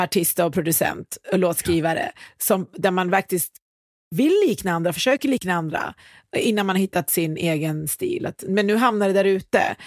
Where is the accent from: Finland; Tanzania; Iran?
Iran; now in Sweden; Jag kommer från Iran